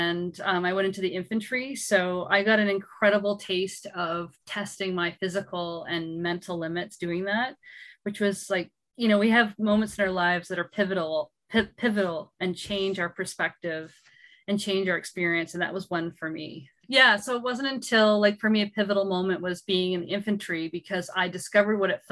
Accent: Gananoque, Ontario, Canada; moved away as an adult; also born or lived in Montreal; I'm from Gananoque

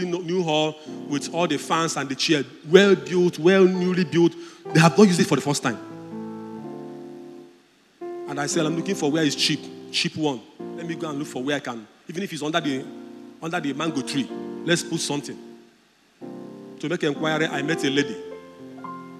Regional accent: Udi, Mmokwe, Enugu State, Nigeria; I'm from Udi local government. He said, do you know where in Udi? I told him, I'm Mokwe

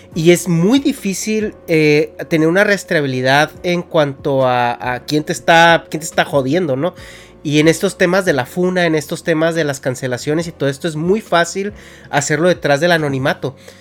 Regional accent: Mexico; moved away as an adult; now in California, United States; yo como mexicano, eh, una vez le, comenté a Dharma que yo me salí de México

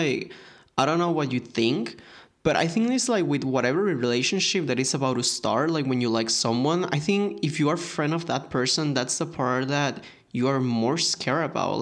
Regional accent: United States; I'm sorry, but yes, I'm from America.

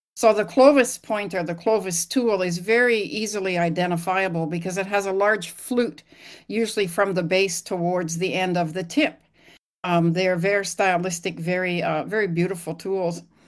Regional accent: Lillooet, British Columbia, Canada; moved away as an adult; I grew up in Lillooet, British Columbia, in Canada, and I was about to leave my hometown

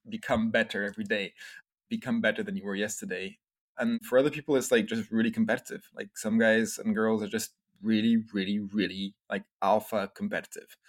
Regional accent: France; also born or lived in Scotland; I was born in Scotland, but we grew up, I grew up in France. My family moved to France when I was a little baby

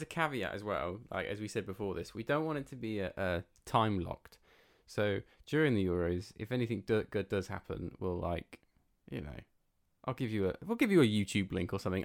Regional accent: England, United Kingdom; that's where we're from

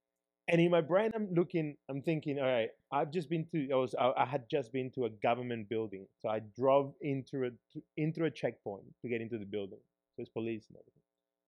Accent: Peru; now in Australia; as growing up in Peru, talking about like me having to pay that bribe, which is pretty hectic. Like someone stops me. I don't have a Peruvian driver's license, so I have my Australian driver's license because I haven't been to Peru, haven't driven in Peru ever.

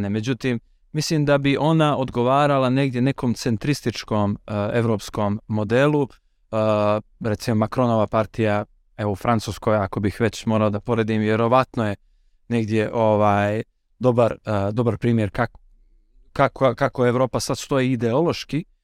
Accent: Montenegro

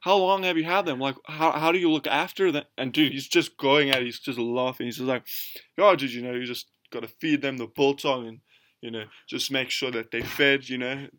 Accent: South Africa; we're from South Africa

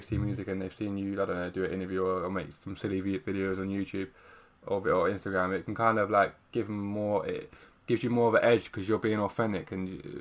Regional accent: London, United Kingdom; I'm south, bro. I'm south.

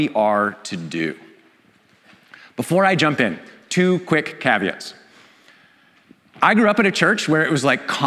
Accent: Canada; I'm Canadian.

